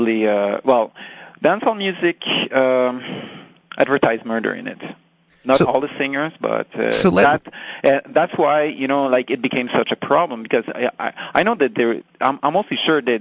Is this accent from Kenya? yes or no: no; France; English is a second language; I'm French. English is my second language